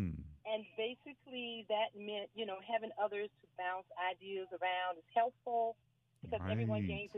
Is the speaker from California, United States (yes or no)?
no; North Carolina, United States; now in Bowie, United States; We are from North Carolina